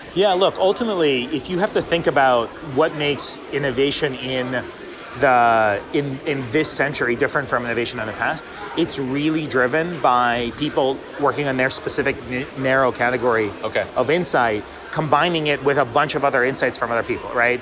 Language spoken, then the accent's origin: English; Boston, Massachusetts, United States; I'm a Bostonian